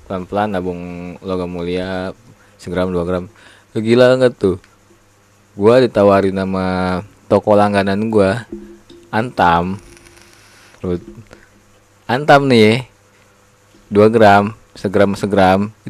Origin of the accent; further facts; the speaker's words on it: Jepara, Central Java, Indonesia; gue kan dulu kecilnya kan di Jepara